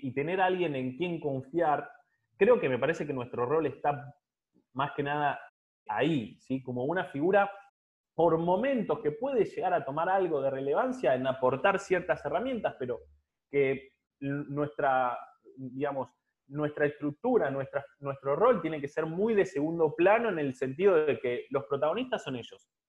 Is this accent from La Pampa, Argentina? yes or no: no; Santa Fe, Argentina; me recibí en la Universidad Católica de Santa Fe, de, ciudad de donde soy